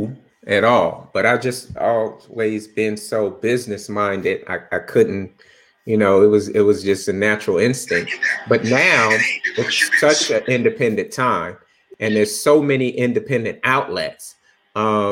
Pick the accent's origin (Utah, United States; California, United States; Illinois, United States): California, United States; Bakersfield; moved away as an adult; also born or lived in Los Angeles; I grew up in Bakersfield